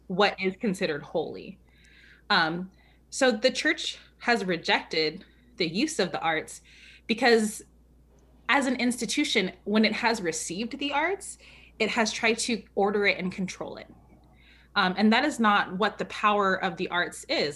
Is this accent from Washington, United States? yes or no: no; California, United States; moved away; also born or lived in New York City; I grew up in California